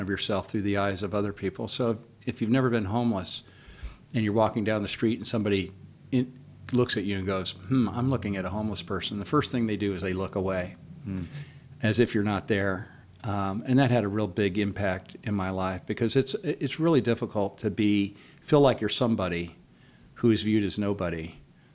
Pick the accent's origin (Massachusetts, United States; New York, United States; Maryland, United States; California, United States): California, United States; San Diego; now in Idaho, United States; I'm actually from Southern California, from San Diego